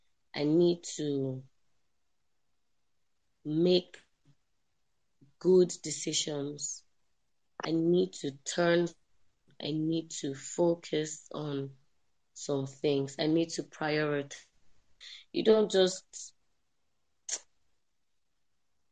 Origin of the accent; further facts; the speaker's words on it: Kano, Kano State, Nigeria; moved away as an adult; also born or lived in Zaria; I'm based in Kano, born and raised in Kano State.